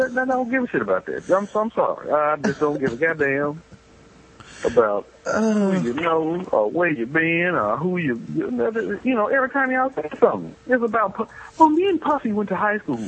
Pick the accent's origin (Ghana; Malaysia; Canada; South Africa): Canada; I'm from Canada